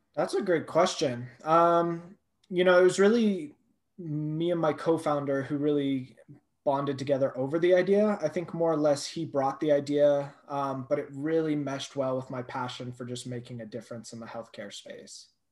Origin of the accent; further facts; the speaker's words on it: Thousand Oaks, California, United States; moved away as an adult; also born or lived in Boulder, Colorado; now in Colorado, United States; That's where I'm from. Um, so I was raised there